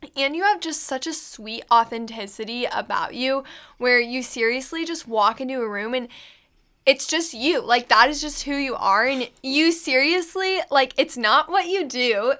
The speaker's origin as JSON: {"language": "English", "town": "Manhattan", "region": "Kansas", "country": "United States", "said": "I'm from Manhattan, Kansas"}